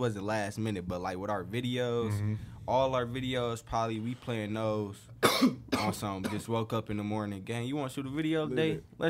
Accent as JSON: {"language": "English", "town": "Detroit", "region": "Michigan", "country": "United States", "said": "We from Detroit, literally."}